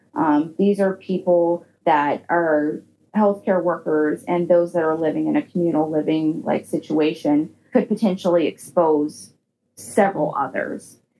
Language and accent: English; Georgia, United States; moved away; my home state where I, you know, originally am graduated from like a Georgia nursing school